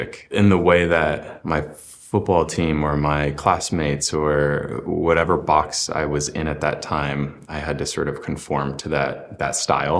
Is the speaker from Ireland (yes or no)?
no; Illinois, United States; I grew up in Illinois and there wasn't a lot of queer representation